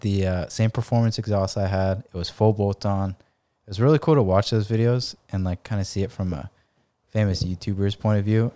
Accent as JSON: {"language": "English", "town": "San Diego", "region": "California", "country": "United States", "tie": "born or raised there", "said": "in La Jolla and just, like, my hometown"}